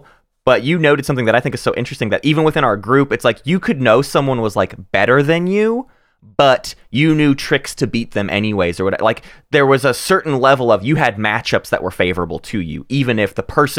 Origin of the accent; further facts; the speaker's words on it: Arkansas, United States; we're growing up in Arkansas, Northwest Arkansas.